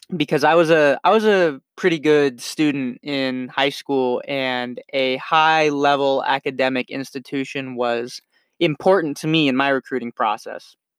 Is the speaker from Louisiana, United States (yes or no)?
no; Henderson, Nevada, United States; I grew up in Henderson, Nevada, right outside of Las Vegas